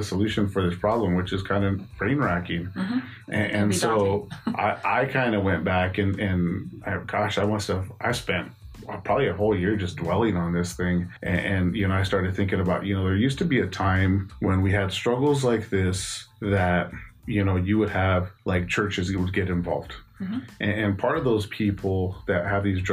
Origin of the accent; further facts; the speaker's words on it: Albuquerque, New Mexico, United States; I grew up here in Albuquerque, New Mexico. I've lived here my entire life